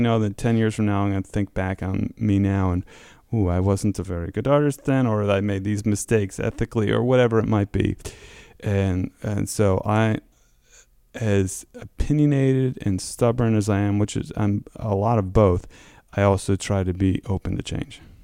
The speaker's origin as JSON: {"language": "English", "region": "Connecticut", "country": "United States", "tie": "born or raised there", "moved": "as an adult", "said": "I grew up in Connecticut"}